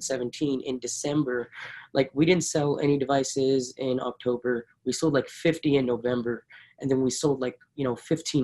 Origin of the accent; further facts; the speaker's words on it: Punjab, India; It is based in India and it's based in my hometown in Punjab.